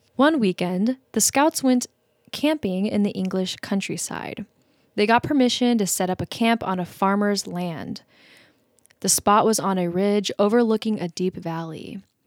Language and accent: English; United States; accent: American; my American accent